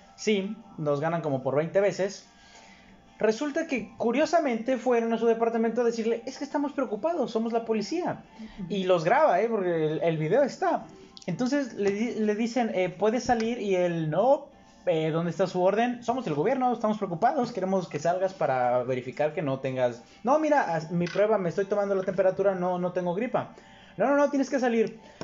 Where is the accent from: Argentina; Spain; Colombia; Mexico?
Mexico; como mexicano